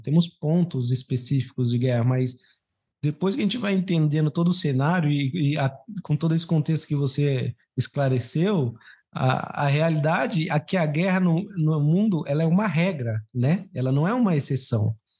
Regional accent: Brazil; eu fui criado no Brasil

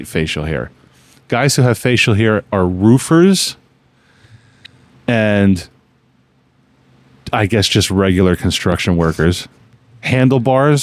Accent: New Jersey, United States; born or raised there

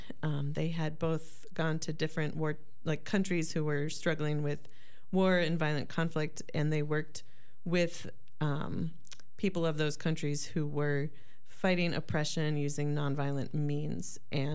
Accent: Massachusetts, United States; also born or lived in southwest Wisconsin; now in Wisconsin, United States; I grew up in Massachusetts in a pretty Catholic family. My dad was a son of Irish immigrants. So working class on the way up to upper middle class, white family, and went to college in Worcester

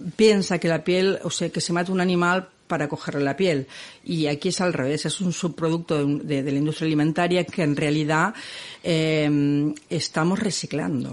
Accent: Argentina; now in Catalonia, Spain; Yo soy argentina

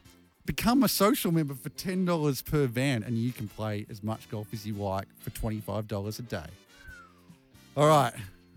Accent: Cohuna, Victoria, Australia; moved away; my hometown of Kahuna

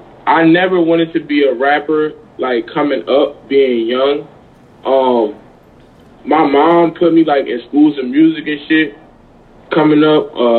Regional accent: North New Jersey, United States; moved away as an adult; also born or lived in East Orange, New Jersey; now in Atlanta, United States; I'm really originally from North New Jersey

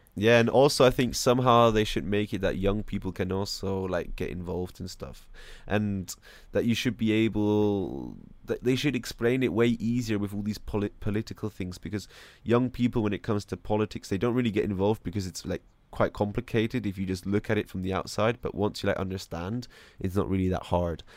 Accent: United States; moved away; I'm still an American

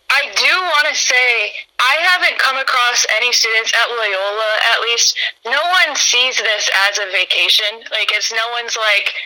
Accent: United States; moved away as an adult; also born or lived in Chicago; I grew up in Putnam County.

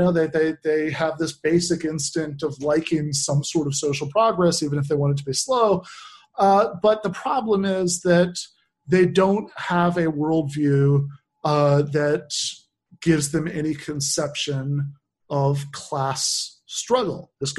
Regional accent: East Lansing, Michigan, United States; where I grew up in East Lansing

